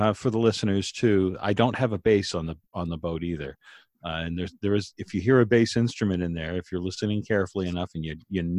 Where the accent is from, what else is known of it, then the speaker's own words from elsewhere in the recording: Maine, United States; I'm from Maine